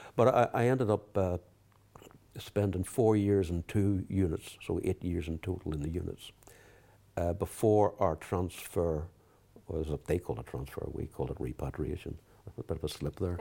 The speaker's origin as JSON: {"language": "English", "region": "England", "country": "United Kingdom", "tie": "born or raised there", "also_born_or_lived": "Belfast, Northern Ireland", "said": "at the age of four, I actually left Belfast. The family moved to England"}